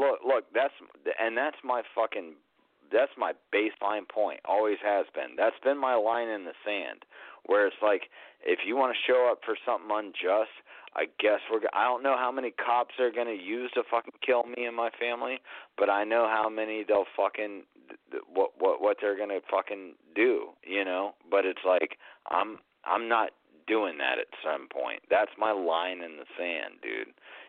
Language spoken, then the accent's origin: English; South Carolina, United States; where I grew up in South Carolina too. Like when I spent my teenage years there